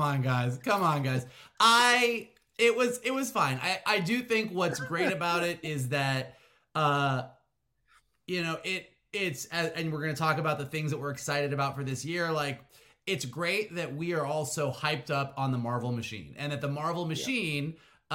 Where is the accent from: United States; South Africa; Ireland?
United States; Florida; now in Southern California, United States; I grew up in Florida and moved to uh, Southern California